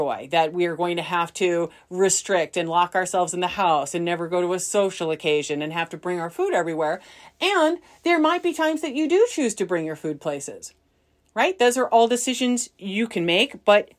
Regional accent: Midwest, United States; I think I'm more of a data because I grew up in the Midwest, where we say, you know, like aunt and uncle.

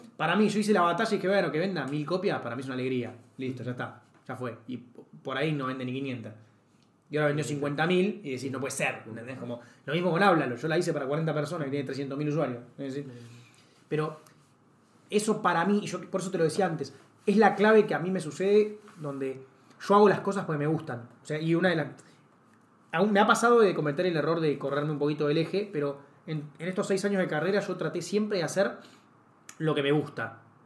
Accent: Argentina

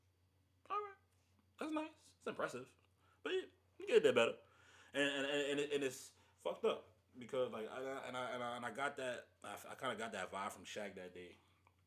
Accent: New York City, New York, United States; I'm from Brooklyn. It's where … was born

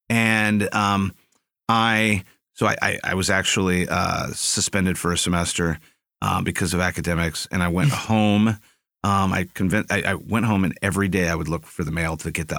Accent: San Antonio, Texas, United States; also born or lived in Phoenix / Maryland / Ohio; I was born in Phoenix. I lived in, just lived there for a few years. And then I lived, my dad worked at the Pentagon for a little bit. So we lived in Maryland and in Ohio. But most of my life was spent in San Antonio.

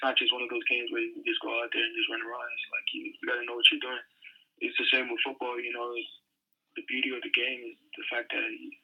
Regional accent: American Samoa; moved away as an adult; also born or lived in Hawaii / Washington; growing up in Samoa, it was a different lifestyle

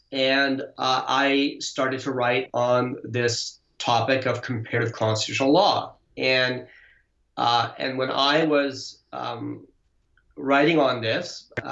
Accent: Canada; moved away; also born or lived in India / Montreal, Canada / United Kingdom / United States; I was born in India, grew up in Canada, hold law degrees from the UK, Canada, United States, worked in South Africa

